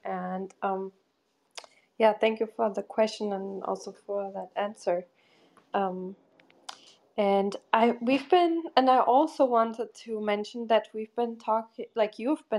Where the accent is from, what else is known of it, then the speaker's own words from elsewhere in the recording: Portugal; I'm from Portugal